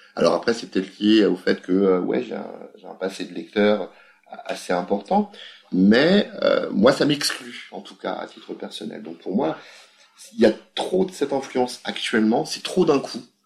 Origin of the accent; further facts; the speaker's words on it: France; On est français